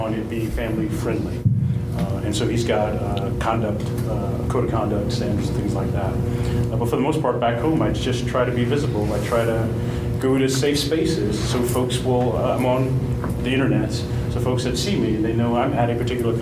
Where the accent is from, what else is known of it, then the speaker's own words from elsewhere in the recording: Kansas City, United States; I'm from Kansas City